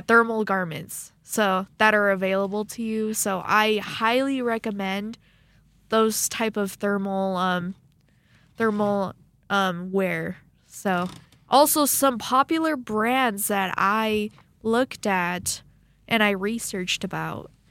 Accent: Arizona, United States; now in Rexburg, United States; being from Arizona

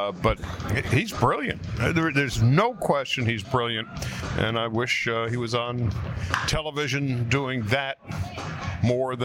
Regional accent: Long Island, New York, United States; moved away as an adult; also born or lived in Los Angeles; when I was 7 years old, growing up in New York, I was a Brooklyn Dodger fan because every kid in my neighborhood on Long Island loved the Brooklyn Dodgers.

